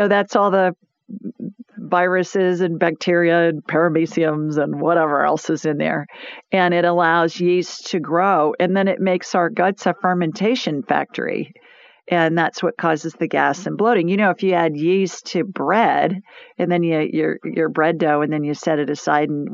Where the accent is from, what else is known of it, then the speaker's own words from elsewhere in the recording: Yankee country, the North, United States; now in Birmingham, United States; I'm a Yankee. I'm born in Yankee country